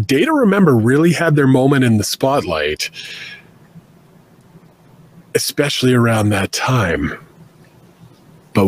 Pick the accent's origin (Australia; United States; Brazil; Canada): Canada; being Canadian